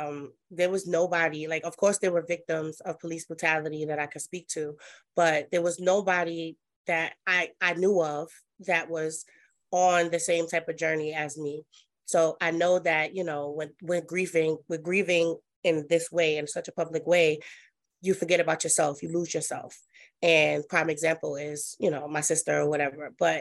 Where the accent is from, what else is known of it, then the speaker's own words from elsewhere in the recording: Brooklyn, New York, United States; I am from Brooklyn, New York. That's where I was born and raised. I was actually born in St. John's, which is now named Interfaith Hospital.